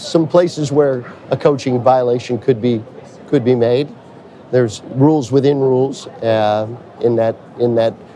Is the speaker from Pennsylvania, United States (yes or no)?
yes; Pittsburgh, Pennsylvania, United States; I'm from Pittsburgh, Pennsylvania.